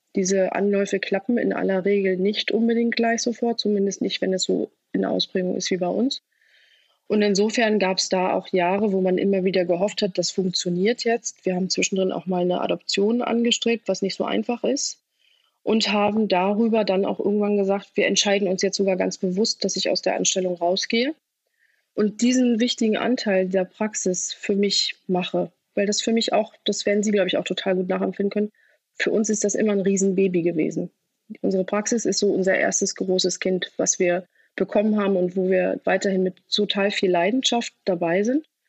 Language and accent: German; Rostock, Mecklenburg-Vorpommern, Germany; Ich komme aus Rostock, bin also eine gebürtige Mecklenburg-Vorpommerin